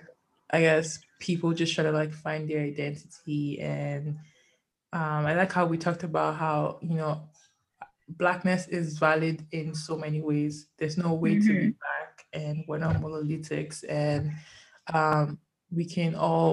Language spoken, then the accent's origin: English; Nigeria; now in Canada; I love being Nigerian